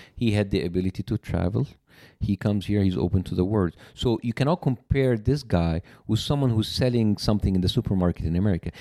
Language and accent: English; Cairo, Cairo Governorate, Egypt; English is a second language; moved away as an adult; now in United States; I was born and raised in Cairo, very huge metropolitan city